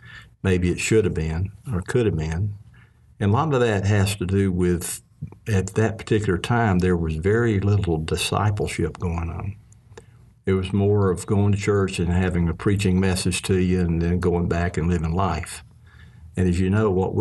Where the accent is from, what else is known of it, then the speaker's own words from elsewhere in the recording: Mississippi, United States; growing up in Mississippi with my family